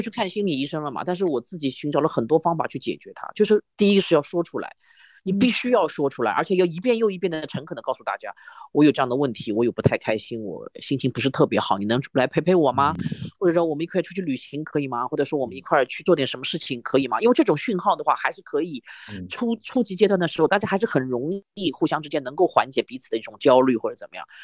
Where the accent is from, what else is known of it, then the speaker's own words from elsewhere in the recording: Shanghai, China; 我们上海话有句叫“母窟窿”